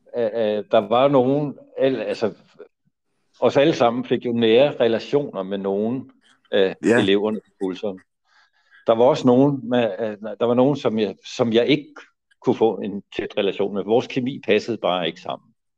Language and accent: Danish; Copenhagen, Capital Region of Denmark, Denmark; jeg er jo også miljøskadet af min opvækst inde på Nørrebro